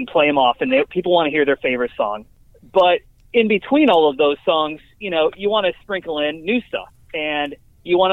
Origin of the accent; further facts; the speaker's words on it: Syracuse, New York, United States; now in Oklahoma City, United States; I'm from Syracuse. I went to SU around the same time that he did.